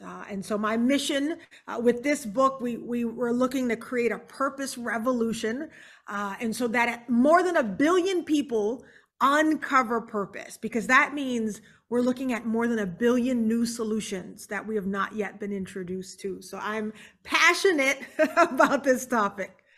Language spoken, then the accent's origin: English; Charleston, South Carolina, United States; now in Houston, United States; We're originally from Charleston, South Carolina